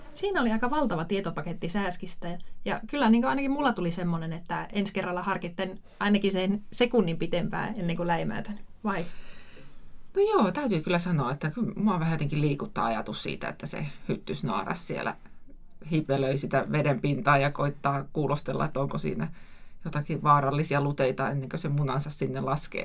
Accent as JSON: {"language": "Finnish", "region": "Lapland", "country": "Finland", "said": "meillä Lapissa on niin paljon sääskiä"}